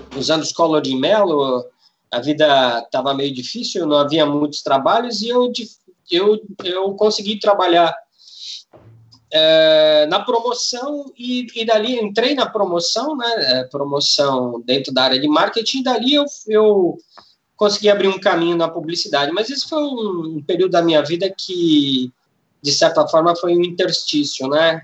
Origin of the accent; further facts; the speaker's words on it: São Paulo, Brazil; eu sou de São Paulo, me formei em turismo